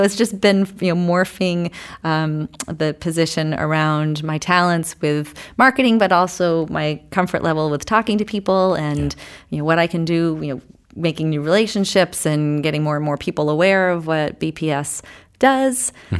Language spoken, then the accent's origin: English; Guilford, New Hampshire, United States; also born or lived in Laconia; So I, too, am a Lakes Region native. I grew up in Guilford. Actually born in Laconia, moved over to Guilford. So been in this area a long time, moved out of the area, came back.